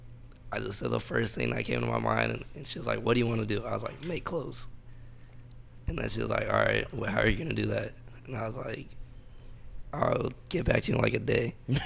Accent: Valencia, California, United States; also born or lived in Lompoc, California; I went to high school in Mission Hills. Okay. I moved to Valencia about like when I was in third grade. Uh-huh. And then I kind of like grew up in Valencia.

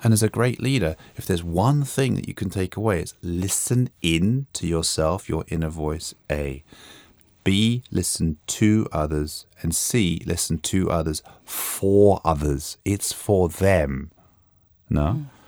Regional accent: London, United Kingdom; moved away as an adult; also born or lived in New York, United States; now in Sweden; I grew up in London and spent most of my working life in America.

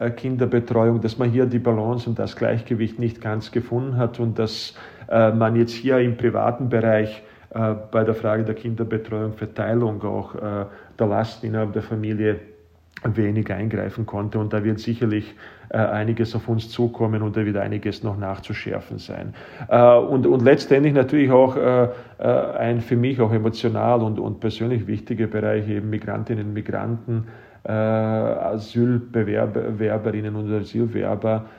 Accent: Bosnia & Herzegovina; now in Austria; ich selbst bin aus Bosnien-Herzegowina stammend

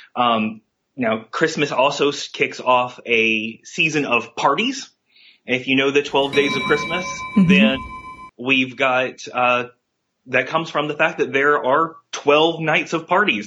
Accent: Virginia, United States; I'm six and I'm from Virginia.

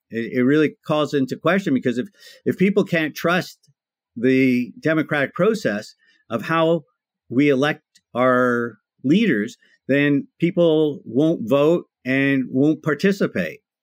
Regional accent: Toronto, Ontario, Canada; I'm one of those few people that are actually born and raised in Toronto, Ontario, Canada

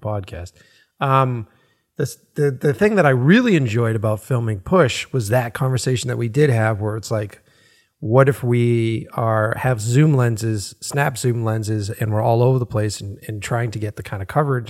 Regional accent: Boston, Massachusetts, United States; growing up in Boston

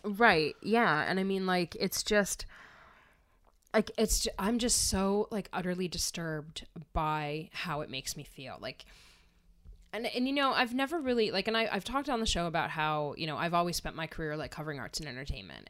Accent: Wilkes-Barre, Pennsylvania, United States; I grew up in Wilkes-Barre, you know, in a, in an area f-, near Wilkes-Barre, Pennsylvania

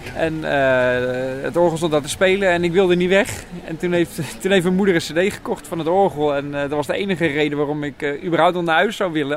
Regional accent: Nieuwkoop, South Holland, Netherlands; ik kom uit Nieuwkoop

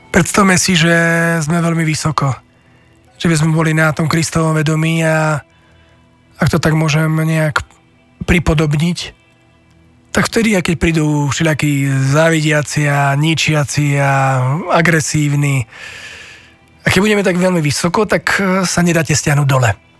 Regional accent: Slovakia; my Slováci

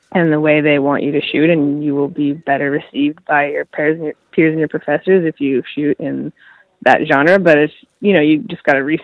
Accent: Gulf Islands, British Columbia, Canada; also born or lived in Victoria, British Columbia; now in Vancouver, Canada; Well, I grew up in British Columbia in the Gulf Islands, and then I went to high school in Victoria, and then I moved to Vancouver for university.

